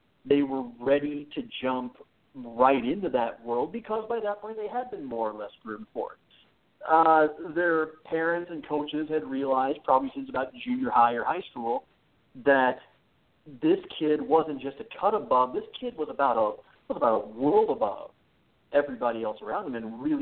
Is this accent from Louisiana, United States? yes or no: no; Mitchell, South Dakota, United States; moved away; when I grew up in Mitchell, South Dakota.